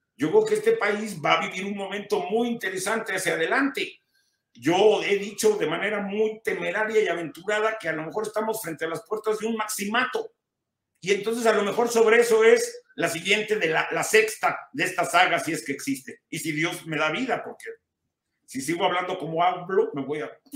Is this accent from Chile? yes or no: no; Mexico; un país que es el mío y del que me podía haber ido hace muchos años y no lo hice, que es México.